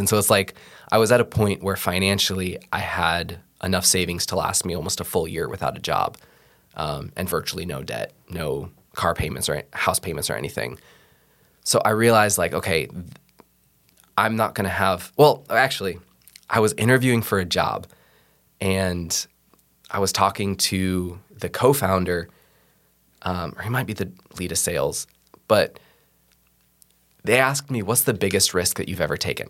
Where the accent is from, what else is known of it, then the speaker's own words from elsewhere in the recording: Seattle, Washington, United States; moved away as an adult; now in Iowa, United States; I'm originally from Seattle, uh, moved here in twenty fourteen to go to the Bible College in Ankeny